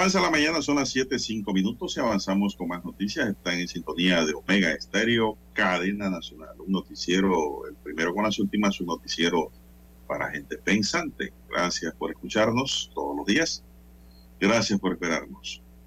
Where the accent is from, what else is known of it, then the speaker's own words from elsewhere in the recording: Panama; como panameños